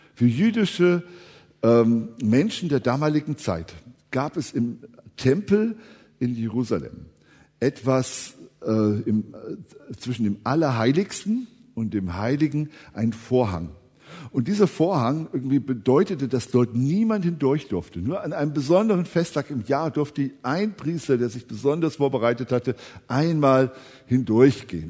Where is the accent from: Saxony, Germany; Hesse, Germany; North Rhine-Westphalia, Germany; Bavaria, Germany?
Hesse, Germany; Eschwege; ich bin ja in Eschwege aufgewachsen